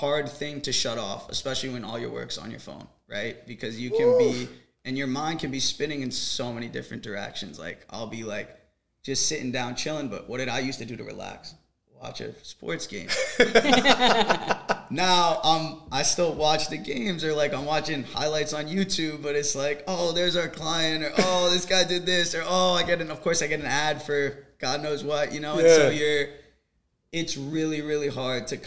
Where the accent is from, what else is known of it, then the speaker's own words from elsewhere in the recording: New York City, New York, United States; I grew up in Stuyvesant Town